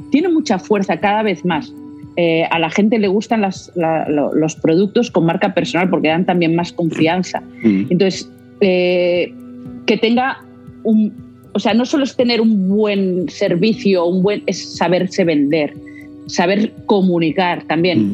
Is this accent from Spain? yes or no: yes; Barcelona, Catalonia, Spain; Aquí en, Barcelona estamos en el Mediterráneo, somos mercaderes, somos, como los valencianos